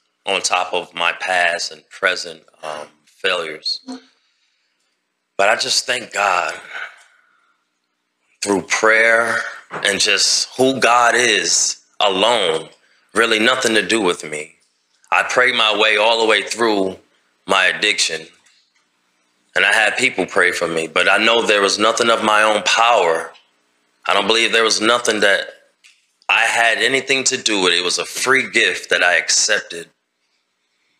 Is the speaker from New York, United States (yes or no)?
yes; New York City, New York, United States; now in Alabama, United States; I'm originally from Queens, New York